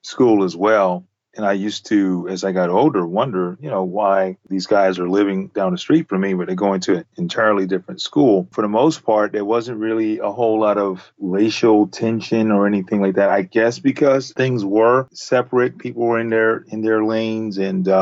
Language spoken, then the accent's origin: English; the South, United States; as a young African-American kid growing up in the South